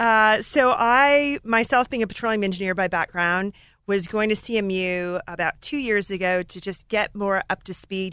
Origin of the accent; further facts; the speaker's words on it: Alaska, United States; moved away as an adult; I grew up in Alaska in a gold mine